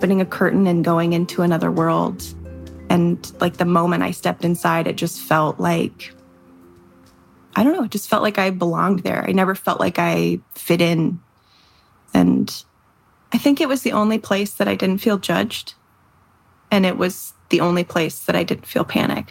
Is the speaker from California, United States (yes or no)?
no; Dripping Springs, Texas, United States; moved away as an adult; now in Los Angeles, United States; I grew up in this little town outside of Austin called Dripping Springs